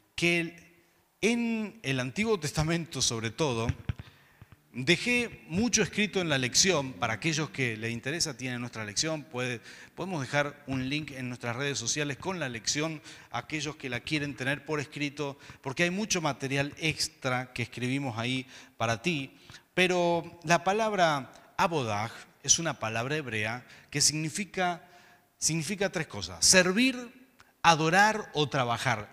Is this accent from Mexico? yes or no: no; Mendoza, Argentina; diríamos acá en Mendoza